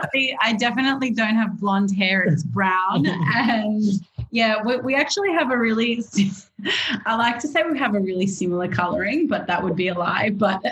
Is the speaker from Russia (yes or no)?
yes; Russia; now in Australia; I was born in Russia.